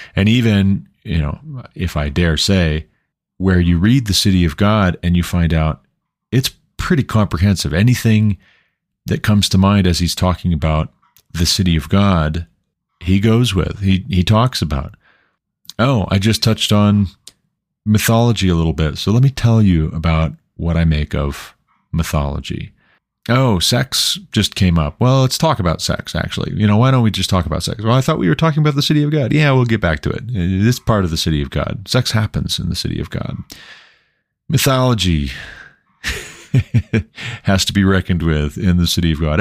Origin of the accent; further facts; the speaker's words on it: Montana, United States; moved away as an adult; now in Colorado, United States; the state of Montana, where I'm originally from, and also the state of Colorado, where we live now